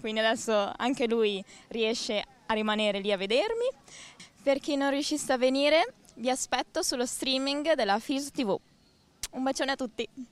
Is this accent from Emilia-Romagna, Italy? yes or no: yes; San Giovanni in Persiceto, Emilia-Romagna, Italy; Io sono di Bologna, Pattino San Giovanni in Persiceto, sono dell'Unione Polisportiva Persigetana